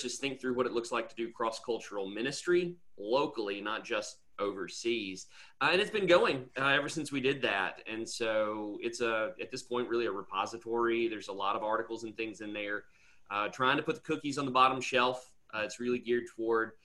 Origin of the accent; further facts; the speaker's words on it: Nashville, Tennessee, United States; moved away; I'm from the Nashville area originally